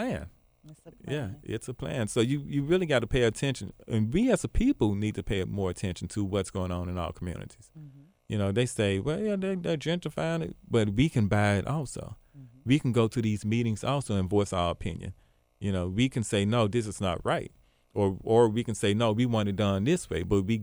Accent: Binghamton, New York, United States; So, again, I'm from Binghamton.

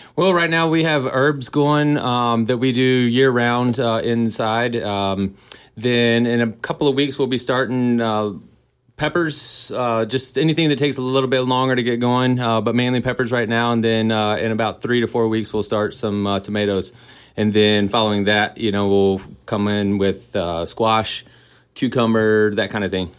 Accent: Boone, North Carolina, United States; moved away as an adult; also born or lived in Asheville, North Carolina; now in Kalispell, United States; I'm from Boone, North Carolina, born and raised

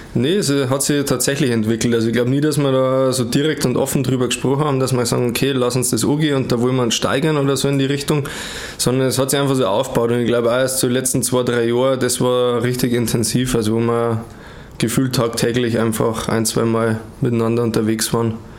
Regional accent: Germany; komme aus Wertstetten, wir sind Brüder

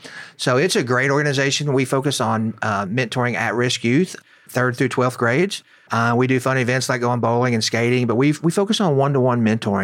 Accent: Arkansas, United States; also born or lived in Missouri; So I was born up in Missouri, and my mom and dad got divorced when I was two, through a series of events. And my mom moved away, and I ended up in South Arkansas, a little town

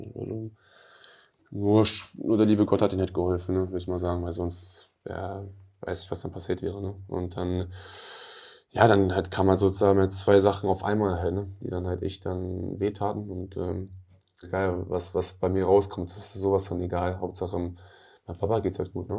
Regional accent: Hanover, Lower Saxony, Germany; Ich komme aus der Stadt

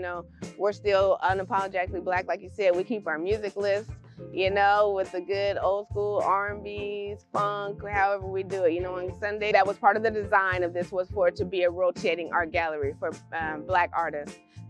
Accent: Washington, United States; So my grandma was born and raised in Mississippi, as well as my mother and father. So we're like first generation Washingtonians.

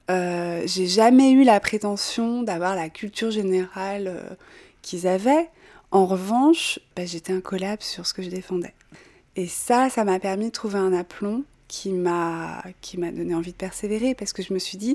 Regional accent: Bourgogne-Franche-Comté, France; born there; moi j'ai 45 ans je suis née en Bourgogne

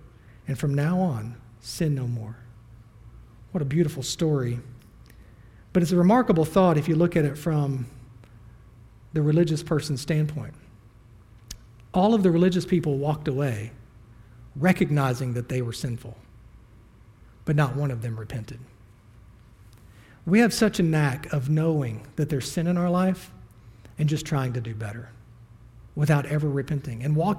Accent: the Bible Belt, United States; I was raised in the Bible Belt. I can throw a rock and hit three churches at the same time.

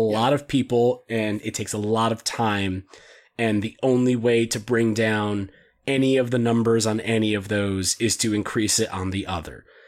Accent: United States; I'm an American

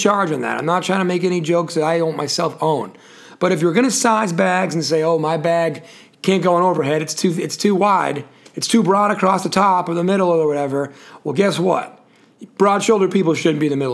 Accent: New England, United States; now in Charlotte, United States; where I come from up in New England

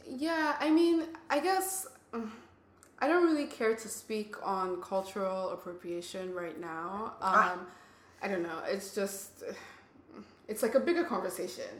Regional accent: Nigeria; now in United States; I grew up in Nigeria.

